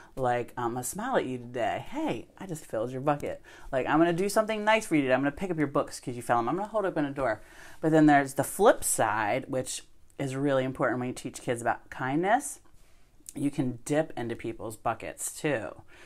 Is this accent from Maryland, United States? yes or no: yes; West Ocean City, Maryland, United States; I grew up in West Ocean City